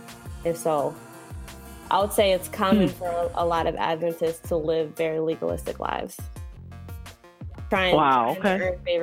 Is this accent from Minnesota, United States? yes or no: yes; Minnesota, United States; also born or lived in Cincinnati, Ohio; now in Alabama, United States; Well, I was born in Cincinnati, but I was raised in Minnesota. So I'm a huge Vikings fan. And I currently, my husband and I live in Alabama. So kind of been in the middle, in the north, and now in the south.